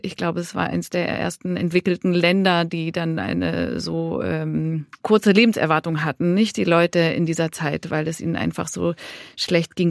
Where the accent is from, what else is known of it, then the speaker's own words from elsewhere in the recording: Switzerland; Ich bin Schweizerin.